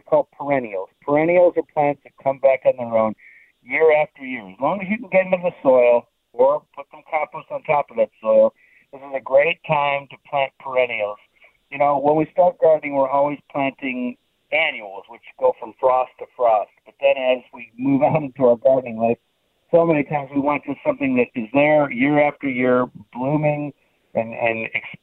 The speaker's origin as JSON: {"language": "English", "town": "Cleveland", "region": "Ohio", "country": "United States", "tie": "born or raised there", "moved": "as an adult", "lives_now": "Pittsburgh, United States", "said": "I grew up in Cleveland"}